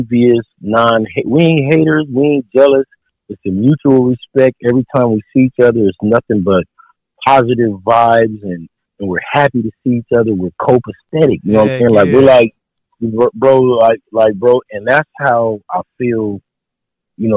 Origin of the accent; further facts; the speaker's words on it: San Diego, California, United States; moved away as an adult; I'm from San Diego, from the soil. I'm from Southeast San Diego